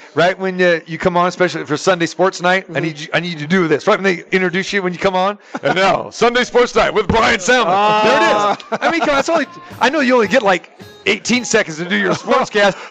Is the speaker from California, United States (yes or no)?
yes; Sacramento, California, United States; now in Las Vegas, United States; And plus, that's my hometown too, man. You're in my hometown.